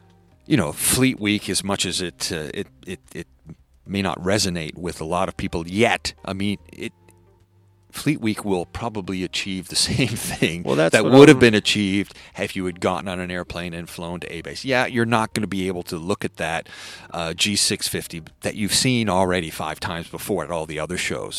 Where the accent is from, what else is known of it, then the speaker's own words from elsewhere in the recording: Canada; I'm Canadian. So I can talk like this.